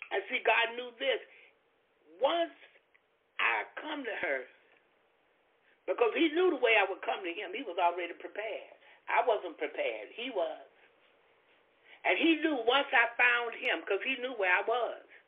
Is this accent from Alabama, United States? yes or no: no; Florida, United States; I'm from Florida